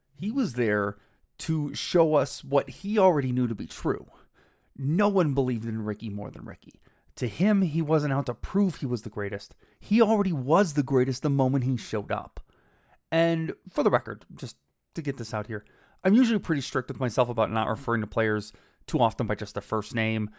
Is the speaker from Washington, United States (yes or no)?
no; just outside of Cleveland, Ohio, United States; my hometown just outside of Cleveland